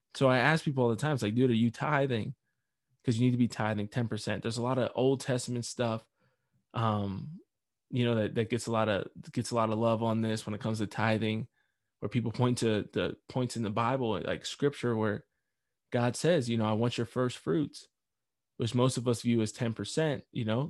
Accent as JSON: {"language": "English", "country": "United States", "said": "I am an American."}